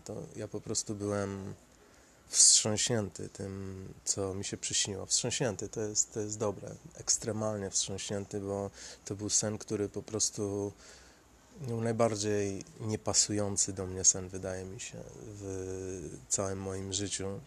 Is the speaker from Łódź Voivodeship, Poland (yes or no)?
yes; Sieradz, Łódź Voivodeship, Poland; now in Łódź, Poland; ja pochodzę z Sieradza